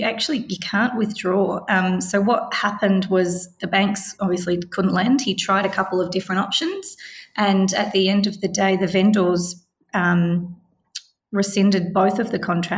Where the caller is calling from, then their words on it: Victoria, Australia; of course, I am speaking from Victoria, so the rules do slightly change per state.